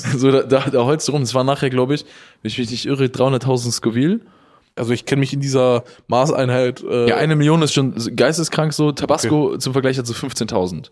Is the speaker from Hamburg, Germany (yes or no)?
no; Willich, North Rhine-Westphalia, Germany; aus meiner Heimatstadt Willig